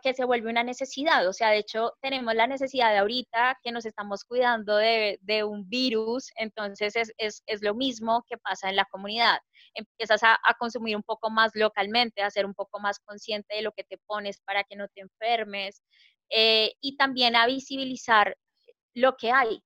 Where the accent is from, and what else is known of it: Colombia